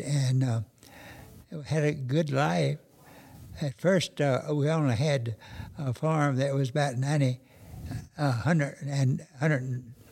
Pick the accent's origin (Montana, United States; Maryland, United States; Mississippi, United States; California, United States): Mississippi, United States; Lucien; now in Kosciusko, United States; I'm from Lucien, Mississippi, about 30 miles southwest of Brookhaven.